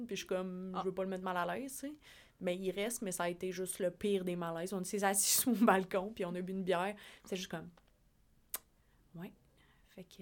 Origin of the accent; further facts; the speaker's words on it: La Pocatière, Quebec, Canada; also born or lived in Sept-Îles; moi, j'étais de la Pocatière